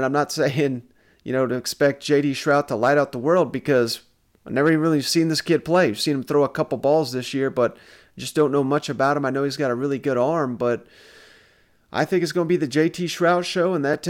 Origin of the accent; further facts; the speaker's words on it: East Tennessee, United States; Growing up in East Tennessee, we know all about the FAA here.